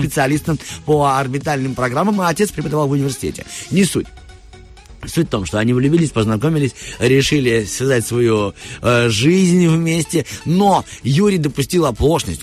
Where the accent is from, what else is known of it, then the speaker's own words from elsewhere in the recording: Tiraspol, Transnistria, Moldova; И я из Тирасполя